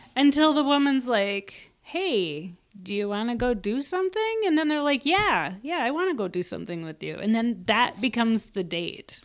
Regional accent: Minnesota, United States; I'm from Minnesota.

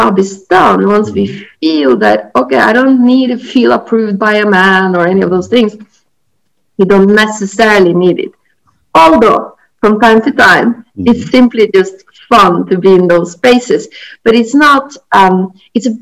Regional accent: Norway; moved away as an adult; also born or lived in Australia / Japan / Italy; I had left my home country, Norway, and I've been around the world

